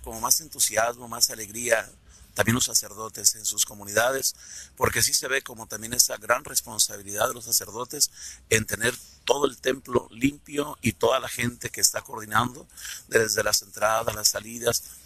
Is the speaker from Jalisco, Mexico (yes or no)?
yes; Tecalitlán, Jalisco, Mexico; Yo soy de Tecaritlán